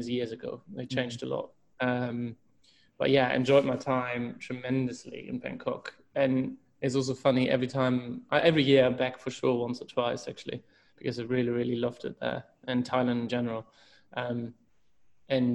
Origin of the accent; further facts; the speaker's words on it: Hamburg, Germany; moved away as an adult; also born or lived in Switzerland / Hong Kong; I'm originally from Hamburg, Germany